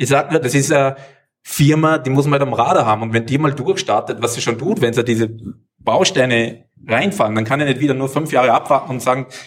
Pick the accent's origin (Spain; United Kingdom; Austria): Austria; Ich komme aus Österreich, wir haben Steuerlöcher für die Deutschen.